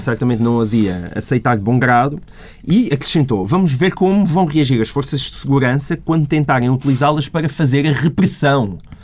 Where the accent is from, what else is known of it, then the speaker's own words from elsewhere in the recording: Portalegre District, Portugal; minha terra, sou de Porto Alegre